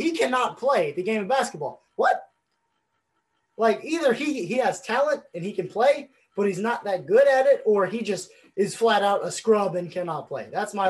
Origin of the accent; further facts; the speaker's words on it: Boston, Massachusetts, United States; I'm from Boston. I went to Boston College.